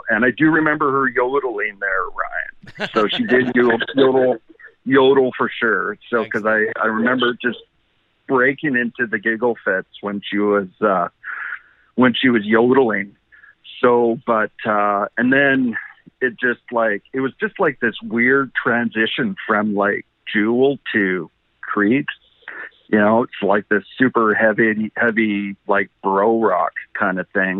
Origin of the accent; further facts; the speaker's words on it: Canada; And I started talking to them, and they found out I was from Canada